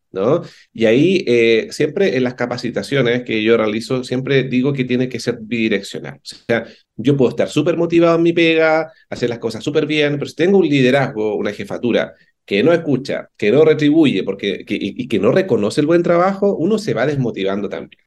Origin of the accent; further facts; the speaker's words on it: Concepción, Biobío, Chile; moved away as an adult; now in Santiago, Chile; yo soy de Conce, yo viví mis primeros 30 años en Conce, así que me vine a Santiago el 2010